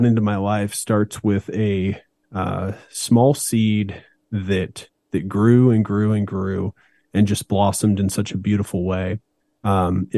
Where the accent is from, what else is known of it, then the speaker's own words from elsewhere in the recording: Meridian, Idaho, United States; also born or lived in Boise, Idaho; we moved from Boise, Idaho to Meridian, Idaho